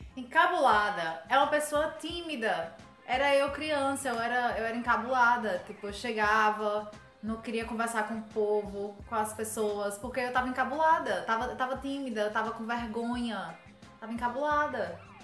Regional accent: Northeast Region, Brazil; eu sou do Nordeste

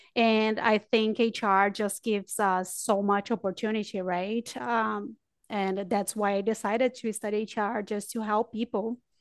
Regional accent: Brazil; moved away; also born or lived in New Zealand; I'm from Brazil, but I lived in New Zealand for seven years

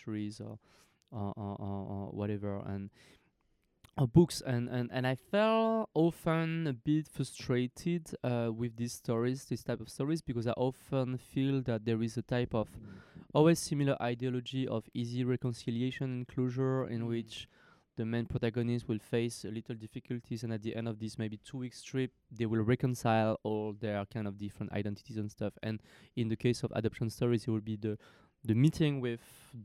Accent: France; I was born in France from parents who fled from Cambodia to France in 73.

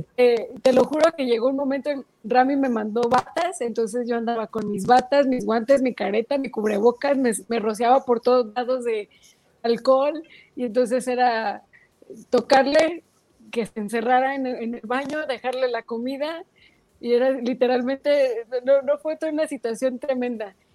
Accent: Mexico; como mexicanos

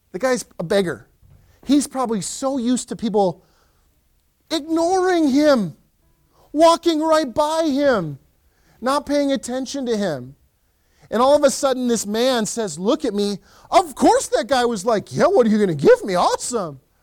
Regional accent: Western Wisconsin, United States; now in Lakeland, MN, United States; I grew up in Western Wisconsin

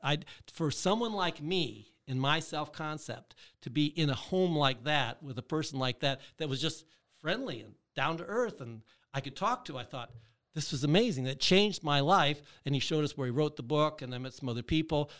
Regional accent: Michigan, United States; I grew up in Michigan

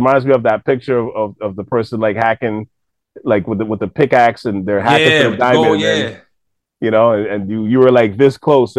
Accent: Toronto, Ontario, Canada; I mean, we're from Toronto, but this is what's kind of been happening here the last, like, 10, 15 years

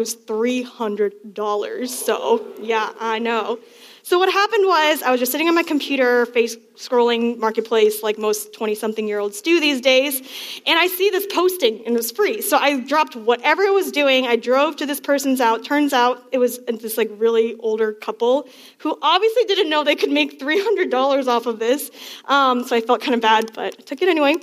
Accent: Northern Virginia, United States; I'm from Northern Virginia

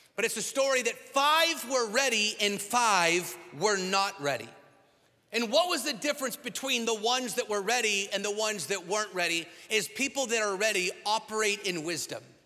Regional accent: Washington, United States; now in Texas, United States; my home state of Washington, where I'm from

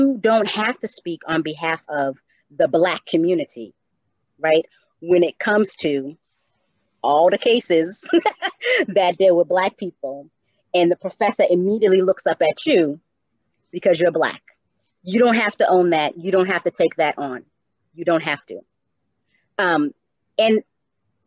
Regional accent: Cambridge, Massachusetts, United States; also born or lived in Atlanta, Georgia; I am from Cambridge, although I am the youngest of six, I had a very proud Black mother

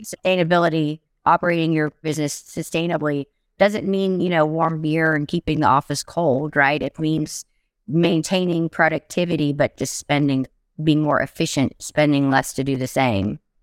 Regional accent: Oak Ridge, Tennessee, United States; I grew up in Oak Ridge, Tennessee

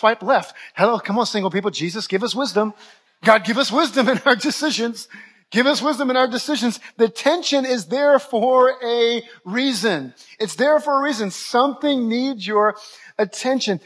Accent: New Orleans, Louisiana, United States; moved away as an adult; also born or lived in Dallas-Fort Worth, Texas; I'm from New Orleans originally, but I went to Bible college in the Dallas-Fort Worth area

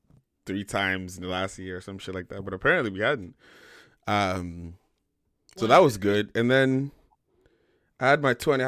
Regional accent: Sacramento, California, United States; my group of guy friends that I grew up with in Sacramento

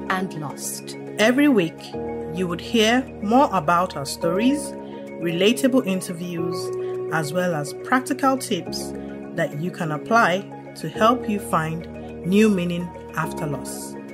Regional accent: Oyo, Nigeria; So Lagos State um, Oyo State. I am from Oyo State.

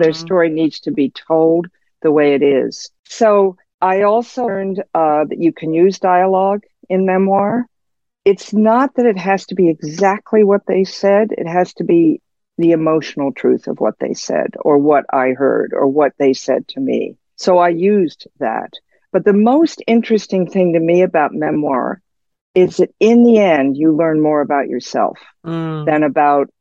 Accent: Washington, District of Columbia, United States; me growing up in Cold War Washington

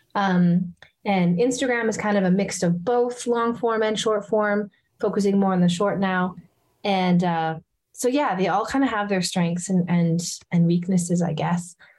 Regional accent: Edmonton, Alberta, Canada; here in my hometown of edmonton

